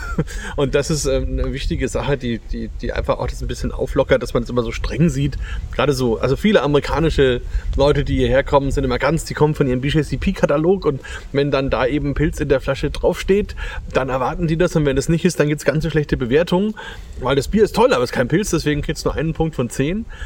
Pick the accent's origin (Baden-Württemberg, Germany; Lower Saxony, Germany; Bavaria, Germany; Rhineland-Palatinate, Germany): Bavaria, Germany; Franconia; hier bei uns in Franken